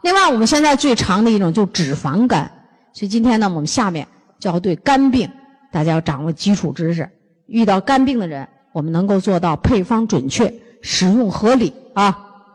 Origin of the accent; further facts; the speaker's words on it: northern China, China; 咱们东，北方人